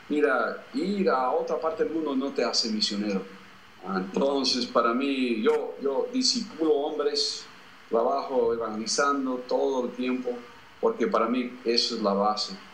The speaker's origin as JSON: {"language": "Spanish", "region": "Bogotá", "country": "Colombia", "tie": "born or raised there", "said": "en el año 1968 mis padres ah, fueron en un barco a Colombia y yo fui con ellos y crecí allá en Bogotá"}